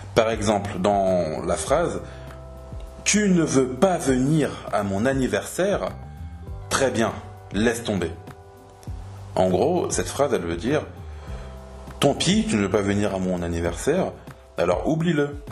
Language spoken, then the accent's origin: French; France; en tant que Français